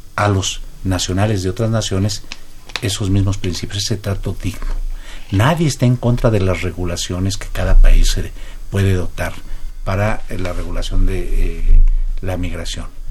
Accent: Mexico

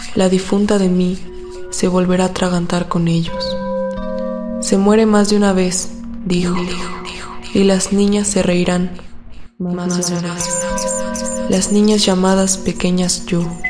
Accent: Aguascalientes, Mexico; now in Mexico City, Mexico; soy de Aguascalientes pero vivo en la Ciudad de México

